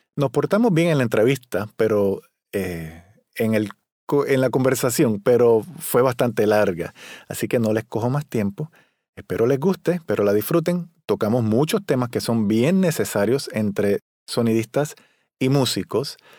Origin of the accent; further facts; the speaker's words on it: Puerto Rico; soy un trompetista de Puerto Rico